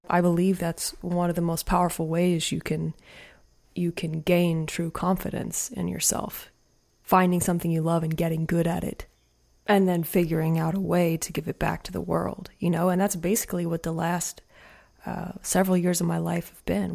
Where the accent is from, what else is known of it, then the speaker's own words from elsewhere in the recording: Madison, Indiana, United States; moved away as an adult; now in Rogersville, United States; I was raised in Madison, Indiana, which is a sweet little small town